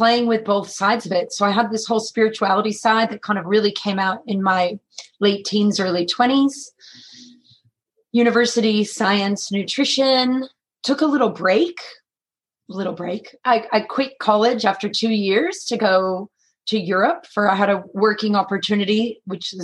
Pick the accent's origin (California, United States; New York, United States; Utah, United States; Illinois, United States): California, United States; San Francisco; accent: American; now in Australia; I'm born and raised in San Francisco